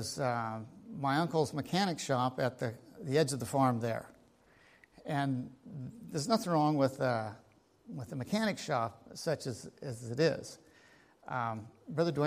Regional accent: United States; I grew up here in Linn County. And I grew up on the farm

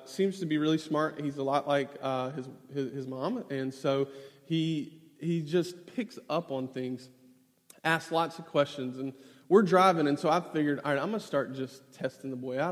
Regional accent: Fountain Inn, South Carolina, United States; moved away as an adult; also born or lived in Columbia, South Carolina; now in Atlanta, United States; I actually grew up in South Carolina. I grew up right outside of Greenville in a small town called Fountain Inn.

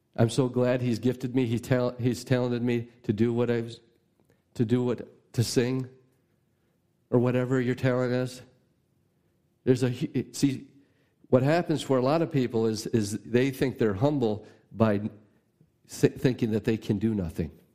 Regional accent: United States; as an American

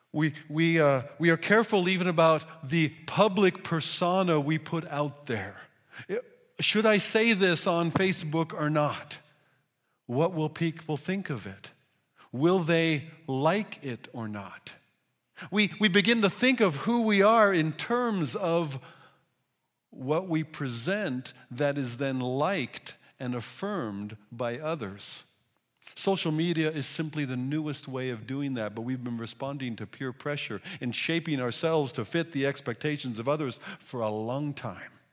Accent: United States; as American individuals

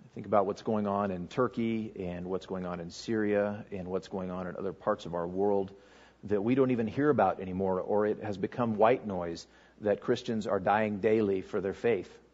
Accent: Fallon, Nevada, United States; I grew up here in Fallon

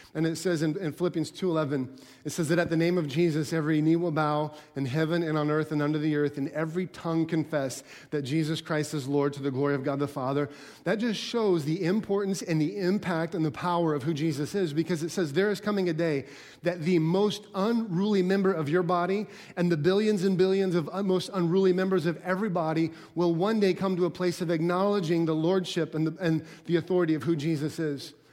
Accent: Alaska, United States; I grew up in Al-, in Alaska

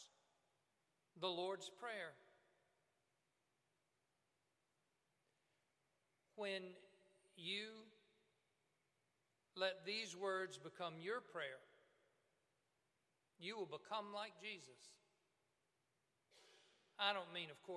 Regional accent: Cuba, Alabama, United States; I'm from Cuba, Alabama

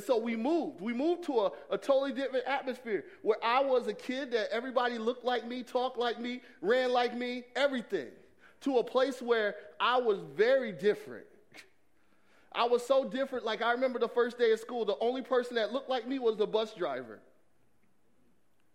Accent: Atlanta, Georgia, United States; I grew up in Atlanta, Georgia

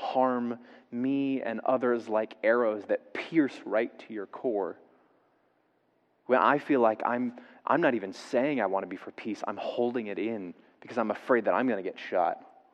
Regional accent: the South, United States; I grew up in the South

